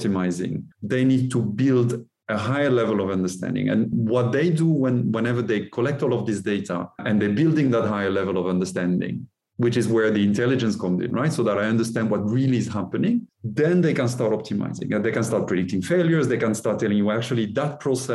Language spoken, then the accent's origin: English; France; also born or lived in Norway; now in Texas, United States; I'm French originally